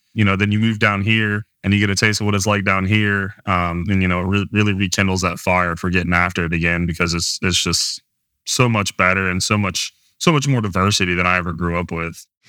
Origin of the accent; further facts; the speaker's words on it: Cincinnati, Ohio, United States; moved away as an adult; also born or lived in Mississippi; now in Texas, United States; I am from Cincinnati, but, you know, I'm from a, grew up originally in a smaller town off the east side of Cincinnati